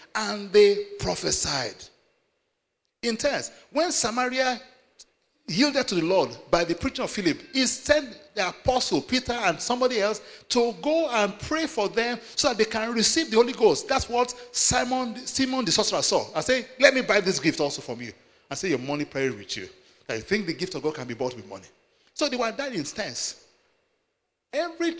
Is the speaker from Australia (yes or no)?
no; Nigeria; I come from Nigeria